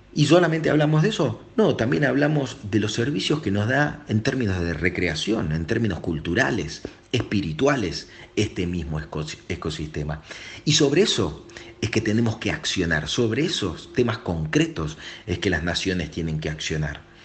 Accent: Argentina; Yo como argentino, como país periférico

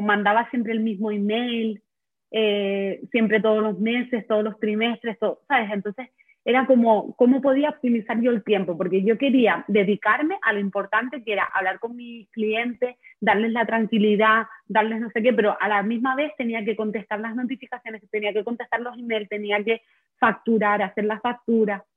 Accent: Canary Islands, Spain; soy de Canarias

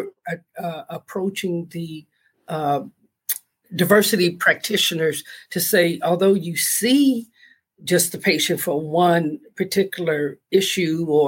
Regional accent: Los Angeles, California, United States; I'm a native California, born and raised in Los Angeles

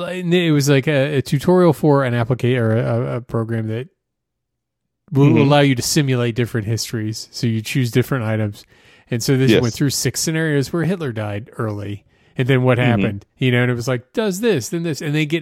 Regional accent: United States; I'm American, damn it.

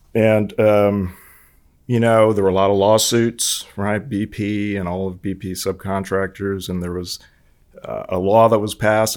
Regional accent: Hawaii, United States; moved away; I was born and raised in Hawaii

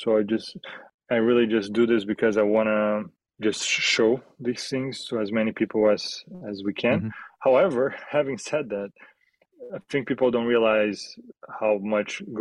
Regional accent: Rio de Janeiro, Brazil; moved away as an adult; now in Kyiv, Ukraine; I'm from Brazil, Rio de Janeiro

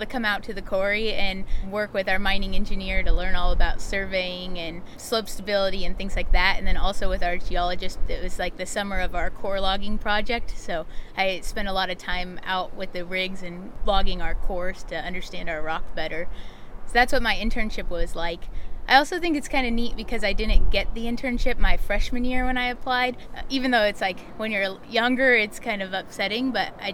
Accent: Watsonville, California, United States; also born or lived in Colorado; I'm from Watsonville originally

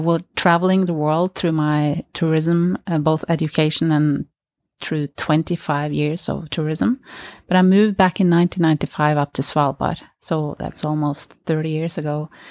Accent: Norway; I grew up in Norway.

